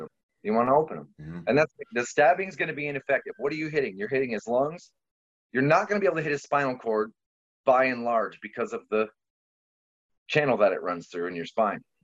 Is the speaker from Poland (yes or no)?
yes; Poland; now in United States; i'm polish